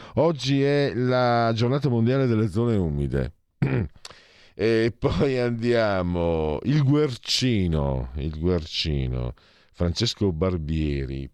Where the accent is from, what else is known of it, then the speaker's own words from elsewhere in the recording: San Vito al Tagliamento, Friuli-Venezia Giulia, Italy; also born or lived in Affori, Milan; now in Milan, Italy; io son di San Vito Tariameito, ma vengo da Pordenone